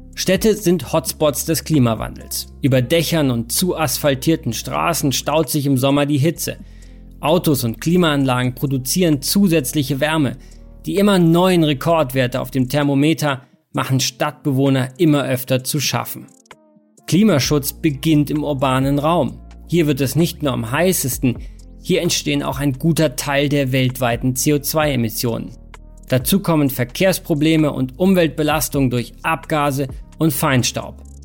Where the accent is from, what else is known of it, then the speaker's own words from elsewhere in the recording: Munich, Bavaria, Germany; meine Heimatstadt München